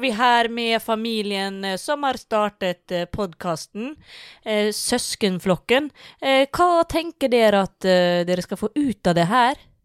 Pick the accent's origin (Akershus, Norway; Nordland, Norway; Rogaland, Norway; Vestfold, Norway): Vestfold, Norway; Tønsberg; vi som er fra Tønsberg